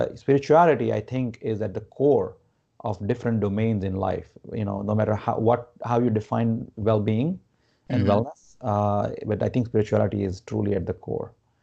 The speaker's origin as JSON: {"language": "English", "region": "Gujarat", "country": "India", "tie": "born or raised there", "moved": "as an adult", "lives_now": "United States", "said": "I grew up in India."}